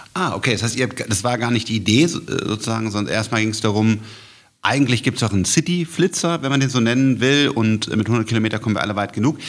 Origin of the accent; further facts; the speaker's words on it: Germany; bei uns in Deutschland